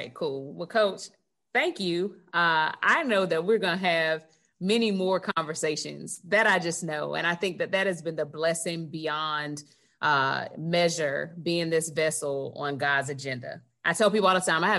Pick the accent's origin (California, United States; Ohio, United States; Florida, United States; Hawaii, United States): Florida, United States; Gadsden County, near Tallahassee; we grew up right outside of Tallahassee in Gadsden County